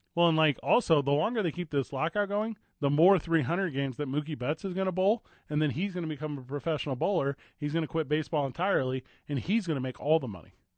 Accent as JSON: {"language": "English", "town": "St. Louis", "region": "Missouri", "country": "United States", "tie": "born or raised there", "moved": "yes", "lives_now": "Indianapolis, United States", "said": "from my hometown, Saint Louis, Missouri"}